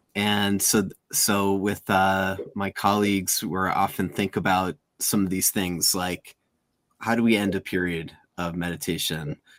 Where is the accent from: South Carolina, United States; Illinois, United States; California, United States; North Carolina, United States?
Illinois, United States; outside of Chicago; I grew up outside of Chicago